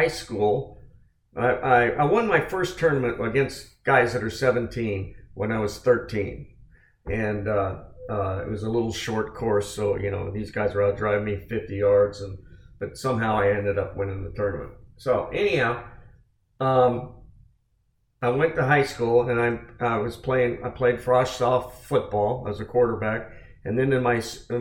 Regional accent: San Francisco Bay Area, California, United States; I was from the San Francisco Bay Area

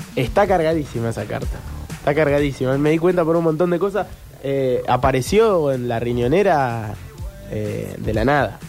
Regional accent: Argentina; como éramos argentinos

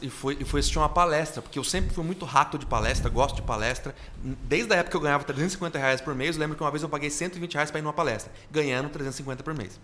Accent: Sertaneja, Paraná, Brazil; moved away as an adult; also born or lived in Santo André, São Paulo / Tangará da Serra, Mato Grosso; Com meses de idade, eu fui pro norte do Paraná, aí cresci no Paraná

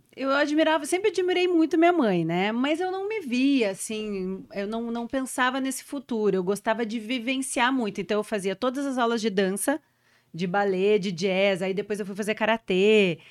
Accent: Porto Alegre, Rio Grande do Sul, Brazil; also born or lived in São Paulo; A gente é do Rio Grande do Sul, eu sou de Porto Alegre

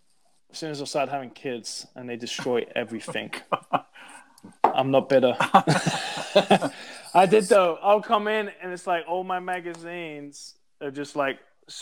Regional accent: Texas, United States; I tell people I'm from East Texas, they're always frozen, man.

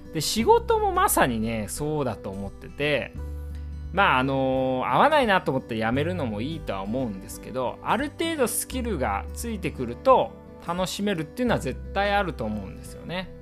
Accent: Iwate, Japan; now in Tokyo, Japan; 私ね岩手出身なんですけど

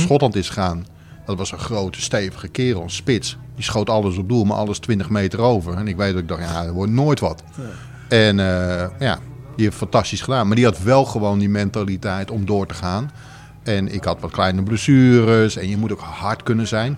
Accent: Maarssen area near Utrecht, Netherlands; moved away; also born or lived in Alkmaar; ik ben hier op een kilometer van 10 vandaan geboren.

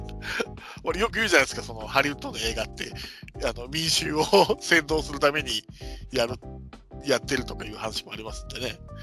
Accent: Hiroshima, Japan; 広島生まれ育広島育ちだからですかね

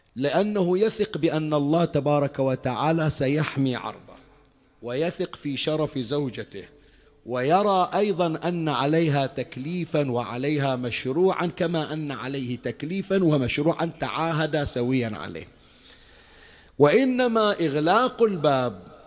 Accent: Bahrain; وأنا البحريني، ابن البحرين

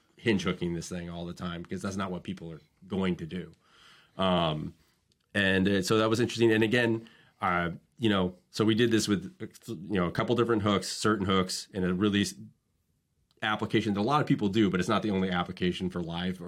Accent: United States; moved away as an adult; now in Massachusetts, United States; I grew up in Long Island Sound

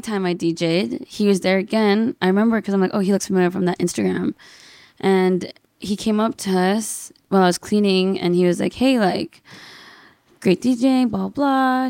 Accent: Fontana, California, United States; moved away as an adult; now in Brea, United States; I'm a Filipino Chinese American from the I E, Fontana

